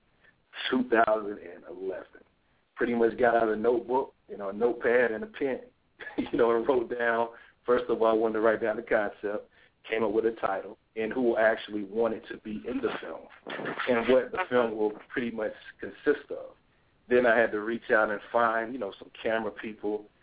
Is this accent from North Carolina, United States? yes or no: yes; Laurinburg, North Carolina, United States; my hometown of Laurinburg, North Carolina